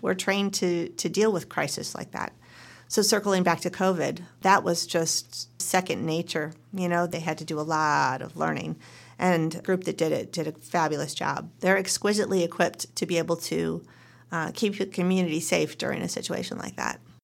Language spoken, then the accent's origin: English; Western New York, United States; moved away as an adult; also born or lived in New Jersey / Colorado; now in Oregon, United States; I was born and raised in Western New York and went to Rutgers University in New Jersey